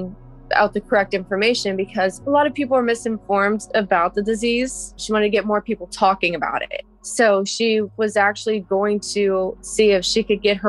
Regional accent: Fredericksburg, Virginia, United States; I'm 29 years old and I'm from Fredericksburg, Virginia

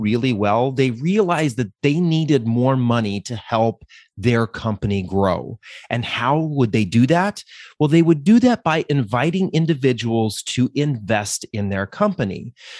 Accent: Denver, Colorado, United States; We're from Denver.

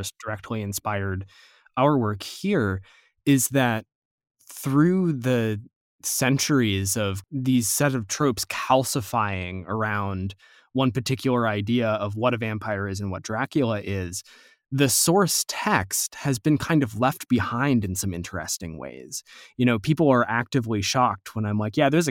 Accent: United States; as an American, as a damn Yankee

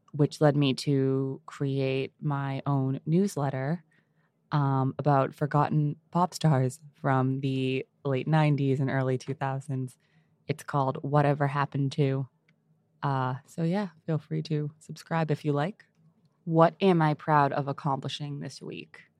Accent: Boston, Massachusetts, United States; I am from Boston.

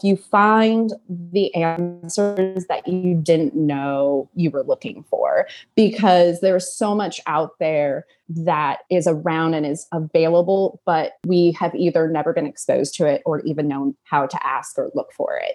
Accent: Los Angeles, California, United States; moved away as an adult; now in Brooklyn, United States; I'm actually originally from Los Angeles, and now I live in Brooklyn.

